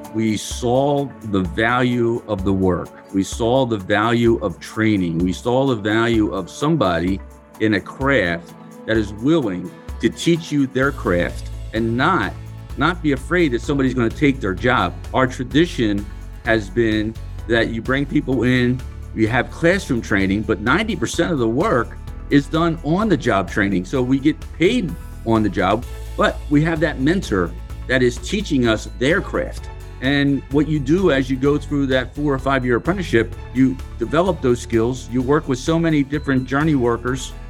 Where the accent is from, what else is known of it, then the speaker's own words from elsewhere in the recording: Philadelphia, Pennsylvania, United States; So, I come from Philadelphia. I grew up in the city. I was born and raised in a row home, what we call row homes in Philadelphia.